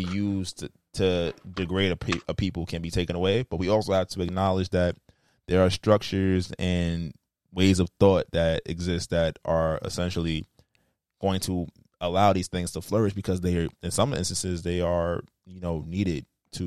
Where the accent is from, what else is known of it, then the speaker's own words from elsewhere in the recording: the South, United States; I'm American, but I'll be like, I'm from the South.